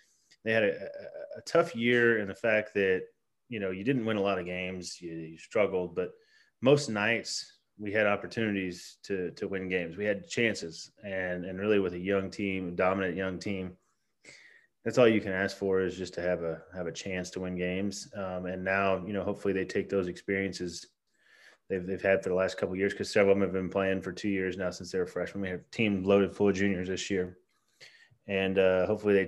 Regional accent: Cameron, Missouri, United States; also born or lived in St. Joseph, Missouri; I grew up in Cameron, just a little bit east of here.

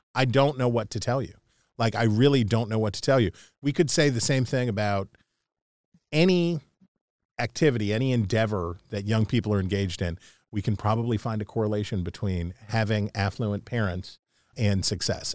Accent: West Virginia, United States; as a West Virginian, as an Appalachian American

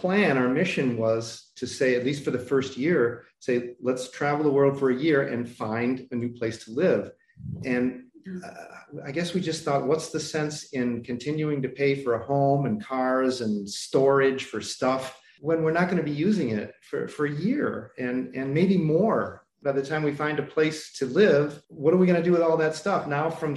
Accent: Chicago, Illinois, United States; moved away as an adult; also born or lived in Cleveland, Ohio / Philadelphia; I was born in Cleveland and mostly raised in Chicago

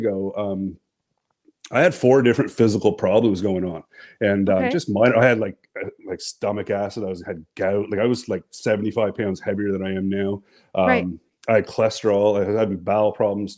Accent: New Brunswick, Canada; I'm from the Canada, from the East Coast, Canada. New Brunswick.

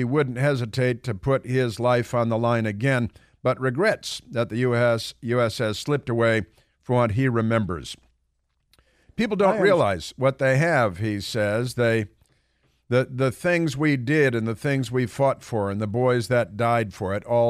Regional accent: Chicago, Illinois, United States; I grew up in Chicago, Northern Illinois, and I can tell you they could use a little climate change.

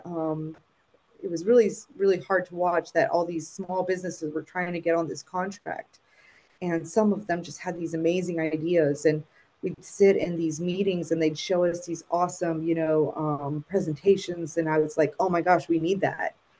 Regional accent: South Florida, United States; moved away as an adult; also born or lived in Puerto Rico; went to school for elementary, middle, and high down in South Florida

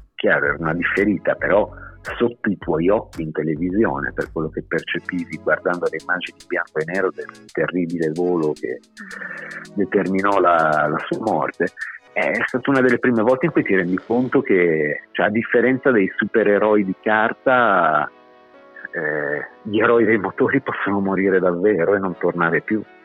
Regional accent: Bologna, Emilia-Romagna, Italy; quando chiedevano da dove arrivavamo, ehm, ah, Bologna

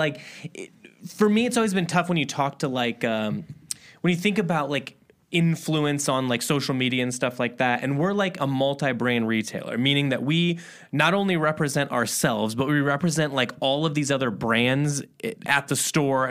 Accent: Midwest, United States; we're from the Midwest, so there was a big like hardcore scene

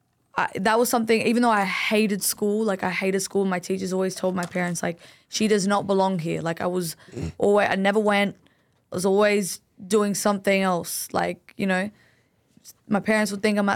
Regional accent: Sydney, New South Wales, Australia; I'm Lebanese. I grew up in Greenacre

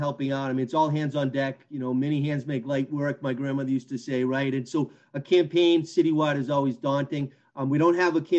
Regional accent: Brockton, Massachusetts, United States; My title's mayor, but I'm just a Brocktonian.

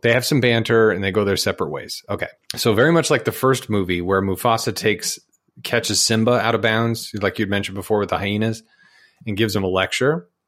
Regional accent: Utah, United States; now in Georgia, United States; I grew up in Utah

